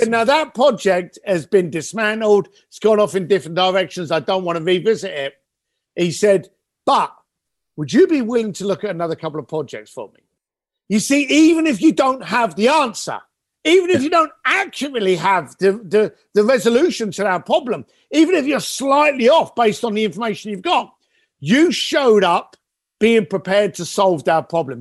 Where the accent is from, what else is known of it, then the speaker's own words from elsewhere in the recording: London, United Kingdom; I am a kid from London that you know left school at the age of fifteen, became a bricklayer because that's what my dad was